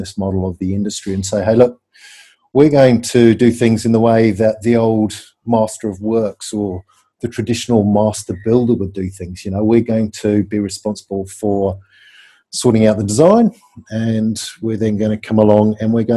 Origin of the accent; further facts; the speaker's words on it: England, United Kingdom; I'm English